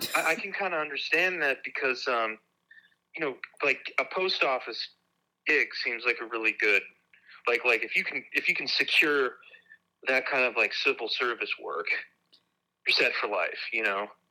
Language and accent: English; Nebraska, United States; moved away; also born or lived in Seattle / St. Louis / Wisconsin; I grew up um in Nebraska.